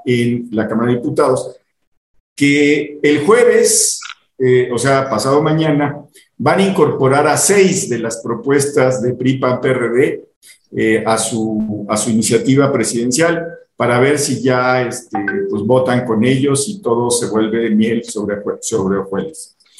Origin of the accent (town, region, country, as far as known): Mexico